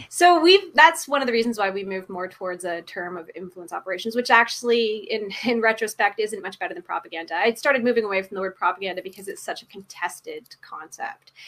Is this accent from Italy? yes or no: no; Canada; also born or lived in Washington / England; I'm, I'm Canadian